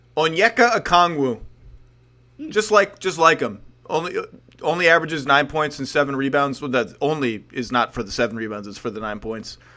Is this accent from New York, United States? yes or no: yes; New York, United States; I've grown as, as a New Yorker, as a proper New Yorker, which I will still claim, even though I'm now a suburban loser